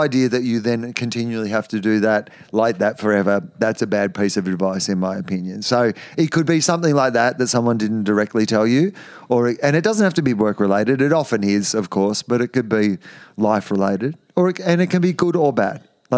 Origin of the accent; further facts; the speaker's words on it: Australia; But growing up in Australia, 90% of the population lives on the coast, and you know, it was just part of the Australian identity to grow up and to swim.